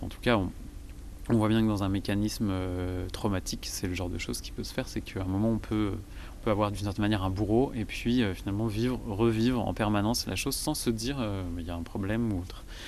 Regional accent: Vendée, Pays de la Loire, France; je suis originaire de Vendée

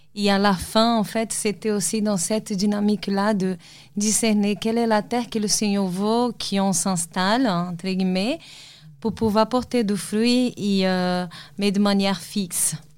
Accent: Salvador, Bahia, Brazil; moved away; Je suis brésilienne et j'ai grandi dans une ville au Brésil

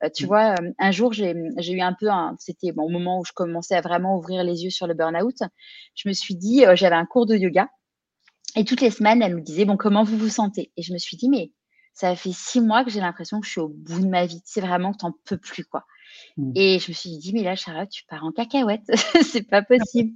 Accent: Neuilly-sur-Seine, Île-de-France, France; moved away as an adult; also born or lived in Paris; now in Marseille, France; moi j'ai grandi à, à Neuilly-sur-Seine

